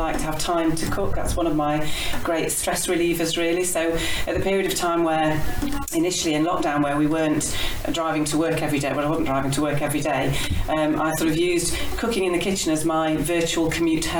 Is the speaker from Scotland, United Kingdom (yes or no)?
no; West Bridgford, East Midlands, United Kingdom; moved away as an adult; also born or lived in Kidderminster; we lived in West Bridgford as a family. So I was born in West Bridgford, in Nottinghamshire